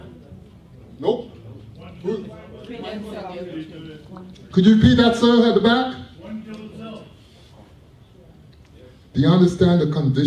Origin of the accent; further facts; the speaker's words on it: Toronto, Ontario, Canada; I'm from Jane and Finch. I'm an OG from Jane and Finch